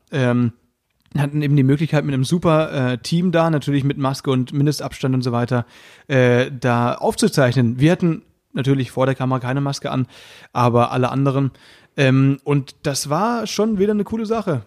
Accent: Baden-Württemberg, Germany; ich komme ja aus Baden-Württemberg

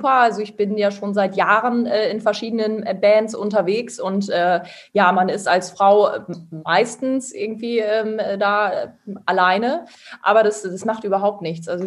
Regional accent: Lingen, Lower Saxony, Germany; now in Osnabrück, Germany; Ja, also ich bin auf jeden Fall äh, auch ein Emskind, äh, aber wohne jetzt auch in Osnabrück.

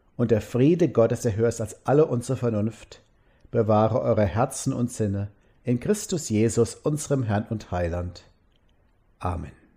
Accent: Mosbach, Baden-Württemberg, Germany; in meiner Heimatstadt Moosbach haben die Leute früher Wein angebaut

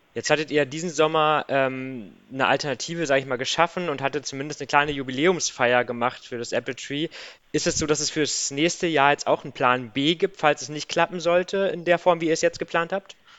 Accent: Diepholz area, Lower Saxony, Germany; ich bin ja in der Gegend aufgewachsen

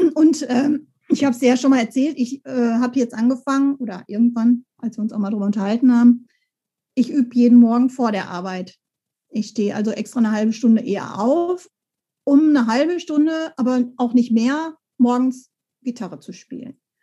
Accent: Bochum, North Rhine-Westphalia, Germany; da war ich schon im Bochumer Kinderchor

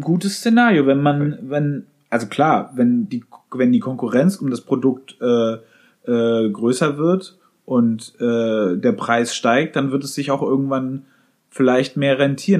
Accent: Germany; bei uns in Deutschland

